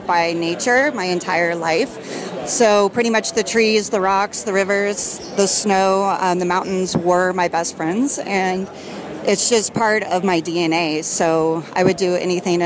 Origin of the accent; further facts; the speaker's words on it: High Sierras, Northern California, United States; I grew up in the High Sierras in California, Northern California, and I grew up right next to Yosemite.